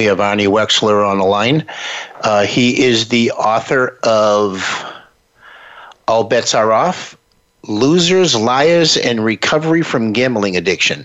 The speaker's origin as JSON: {"language": "English", "town": "New Bedford", "region": "Massachusetts", "country": "United States", "tie": "born or raised there", "said": "the city that I grew up in New Bedford, Massachusetts"}